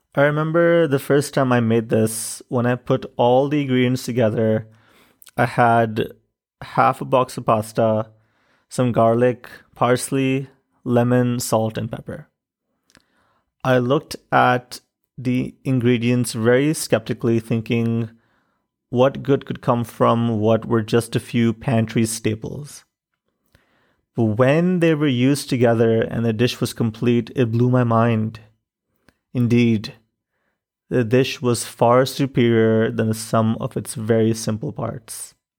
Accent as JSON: {"language": "English", "country": "Pakistan", "tie": "born or raised there", "also_born_or_lived": "Chicago", "moved": "as an adult", "said": "In Pakistan, I grew up with different kinds of privilege."}